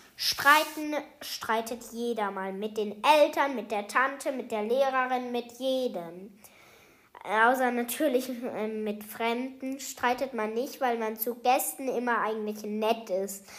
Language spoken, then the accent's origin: German; Germany; ich komme aus Deutschland